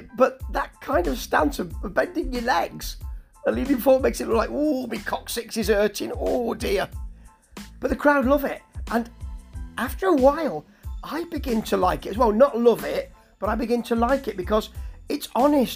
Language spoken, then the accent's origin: English; Nottingham, East Midlands, United Kingdom; I'm from Nottingham, a posher part of Nottingham, but I recognise that accent of people who were in my area and that I mixed with when I was younger